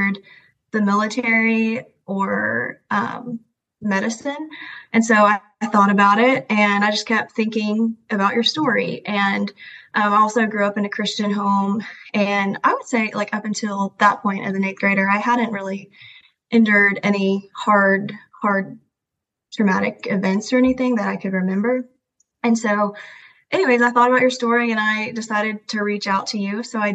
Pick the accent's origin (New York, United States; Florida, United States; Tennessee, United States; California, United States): Tennessee, United States; Hendersonville; also born or lived in China; I grew up in Hendersonville, Tennessee, which is a suburb of Nashville.